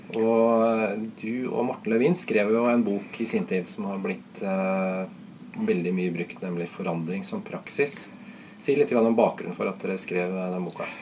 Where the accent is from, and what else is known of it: Norway